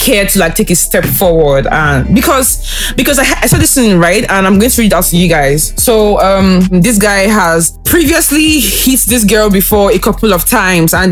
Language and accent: English; Anambra, Nigeria; I'm from Anambra State, too